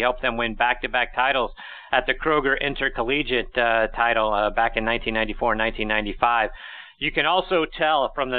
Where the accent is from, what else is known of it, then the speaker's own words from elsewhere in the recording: Pittsburgh, Pennsylvania, United States; and I'm from Pittsburgh as well